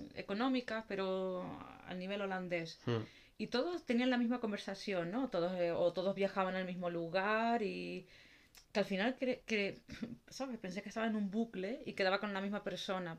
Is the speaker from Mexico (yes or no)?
no; Canary Islands, Spain; now in Netherlands; Ni soy de aquí, ni soy de Canarias tampoco